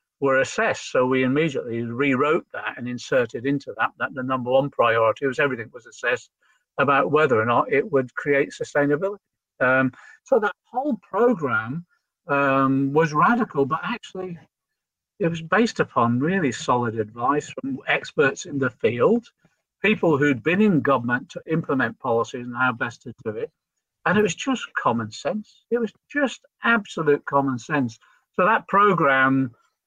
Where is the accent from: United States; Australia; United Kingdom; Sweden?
United Kingdom; Liverpool, North West England; I'm a Scouser